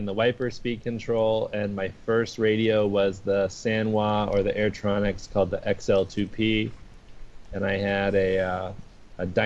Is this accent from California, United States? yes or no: no; Houston, Texas, United States; I grew up in Houston, Texas